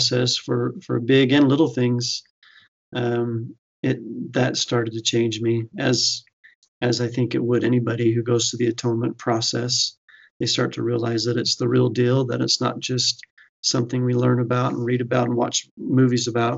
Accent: Fruitland, Idaho, United States; I grew up in Idaho, and typically we do think of a lot of members of the church in Idaho, and there are in the eastern part of Idaho. But I was over in the Boise area in a small town called Fruitland, Idaho

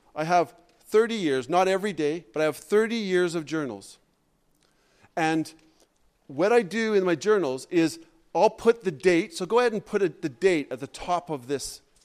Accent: Canada; I'm a Canadian

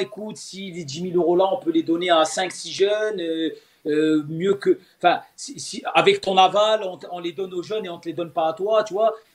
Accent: Metz, Grand Est, France; moved away as an adult; also born or lived in Sétif, Algeria; now in Algeria; je suis de Metz

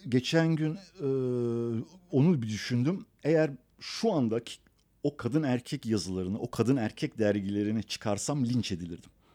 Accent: Istanbul, Turkey; also born or lived in Iran; Garajlı evlerimiz yanında arsa top oynayabileceğimiz 50 adım ileride sahil tekneye binip e, balık yakalayabileceğin sonra akşam gelip caddede piyasa yapabileceğin güzel insanların olduğu

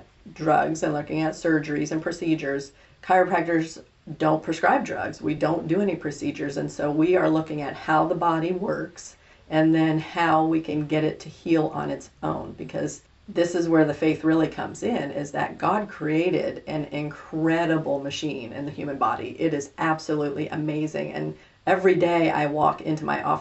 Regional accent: East Coast, United States; now in Salina, United States; I'm a transplant from the East Coast

